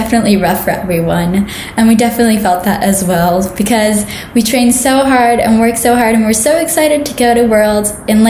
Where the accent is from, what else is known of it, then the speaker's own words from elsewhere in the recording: Ankara, Turkey; I'm from Ankara, Turkey.